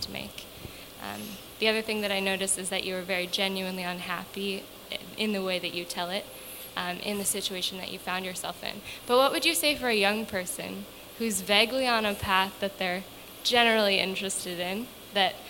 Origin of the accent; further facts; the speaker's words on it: Northville, Michigan, United States; now in New York, United States; I'm from Northville, Michigan